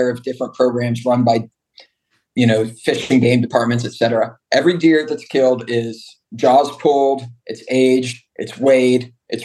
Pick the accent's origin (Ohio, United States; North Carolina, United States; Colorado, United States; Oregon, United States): Colorado, United States; moved away; I grew up in Colorado